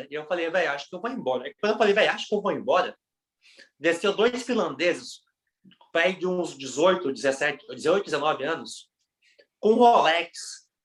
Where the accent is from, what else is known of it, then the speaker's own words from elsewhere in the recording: Brazil; não, mano, não sou daqui não, sou do Brasil.